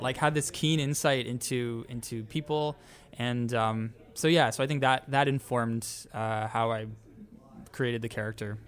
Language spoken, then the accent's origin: English; Toronto, Ontario, Canada; moved away; we're each from Canada, we're each from Toronto